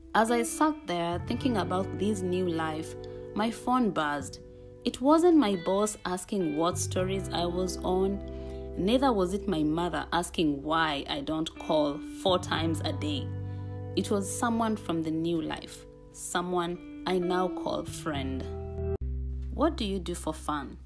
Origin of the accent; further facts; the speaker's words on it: Kenya; moved away as an adult; now in Pittsburgh, United States; I am Kenyan